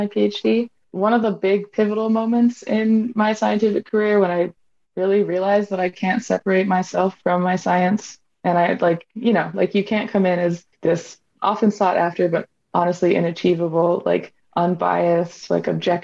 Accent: Hawaii, United States; I'm from Hawaii and I'm Native Hawaiian

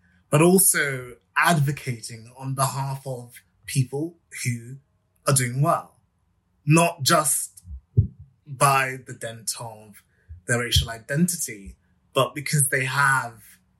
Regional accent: London, United Kingdom; I wanted to focus on my hometown and really look at the fact that London has one of the biggest populations of ethnic minority people anywhere in the UK

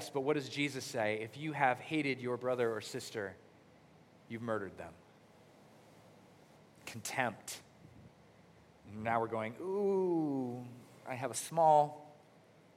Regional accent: United States; growing up in America

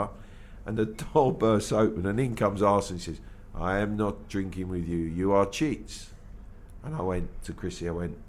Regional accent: London, United Kingdom; accent: Cockney; I was born and bred in London. I'm a true Cockney.

